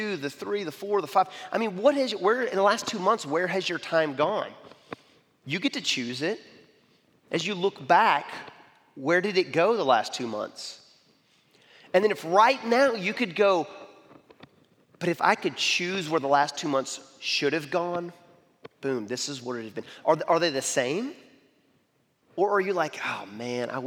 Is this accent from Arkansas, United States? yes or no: yes; Arkansas, United States; I'm from Arkansas